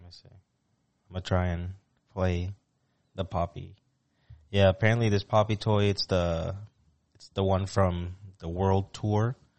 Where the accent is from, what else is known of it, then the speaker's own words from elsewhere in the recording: Puerto Rico; moved away; me with my friends growing up in Puerto Rico